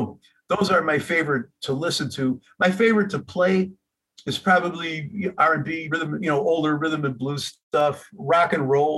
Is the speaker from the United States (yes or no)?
yes; Chicago, Illinois, United States; I'm from Chicago